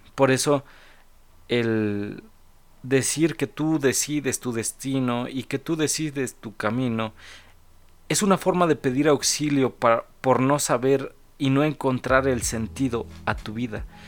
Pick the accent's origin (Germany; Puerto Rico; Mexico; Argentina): Mexico; mi país, el cual es México